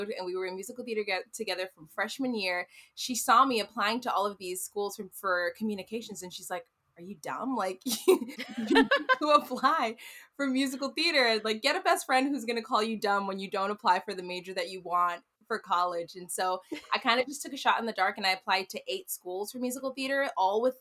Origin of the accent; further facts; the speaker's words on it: New York City, New York, United States; I'm from New York